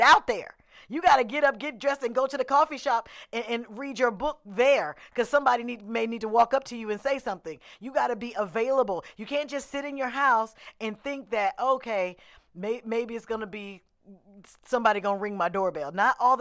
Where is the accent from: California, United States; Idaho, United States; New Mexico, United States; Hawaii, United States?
California, United States; Oakland; I'm from Oakland